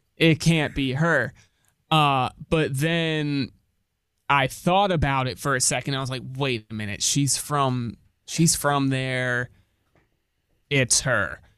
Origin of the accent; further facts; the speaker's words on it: Connecticut, United States; moved away; my home state of Connecticut